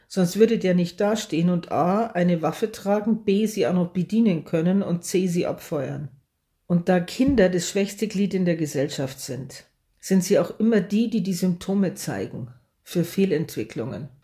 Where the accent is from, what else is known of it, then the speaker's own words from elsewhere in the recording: Germany; hier bei uns in Deutschland